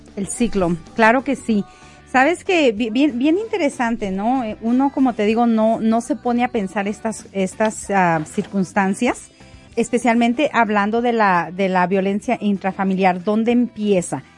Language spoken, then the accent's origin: Spanish; Mexico; now in United States; yo soy mexicana. Yo radico en Estados Unidos hace ya casi 23 años